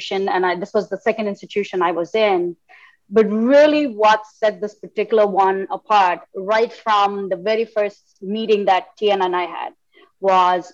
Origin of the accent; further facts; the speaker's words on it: India; moved away as an adult; now in United States; I grew up in India and came to the States, many years back, let's just put it that way, for graduate school